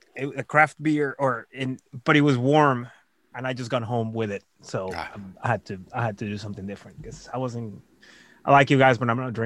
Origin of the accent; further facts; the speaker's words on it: Caracas, Capital District, Venezuela; now in Austin, United States; dude's from my hometown in Venezuela, in Caracas, in Venezuela.